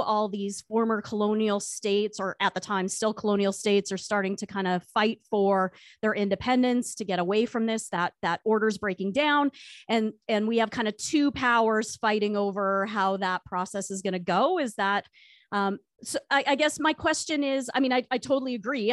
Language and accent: English; Canada; as a Canadian historian who studies this period